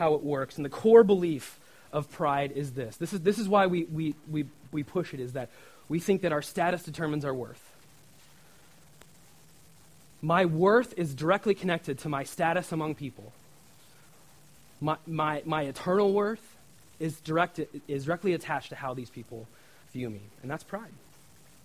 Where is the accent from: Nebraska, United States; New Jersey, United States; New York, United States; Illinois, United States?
Nebraska, United States; in my home state of Nebraska